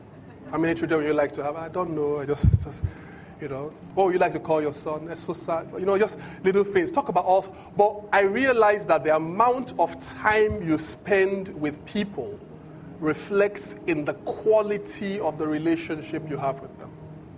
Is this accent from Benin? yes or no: yes; Benin; English is a second language; In my language, I'm from Benin. Benin language, when they say he shouted, the phrase, when you translate it, it literally means you take a shout.